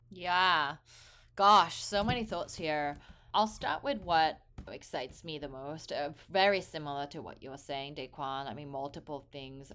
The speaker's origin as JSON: {"language": "English", "region": "England", "country": "United Kingdom", "tie": "born or raised there", "also_born_or_lived": "South Korea", "moved": "yes", "lives_now": "San Francisco Bay Area, United States", "said": "I was born in Korea. I hold a Korean passport, but grew up in England for most of my life and now based in San Francisco Bay Area in the U S."}